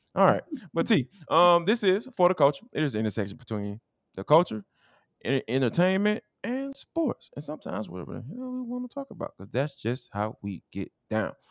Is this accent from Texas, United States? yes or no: no; Atlanta, Georgia, United States; accent: Atlanta dialect; I'm from Atlanta.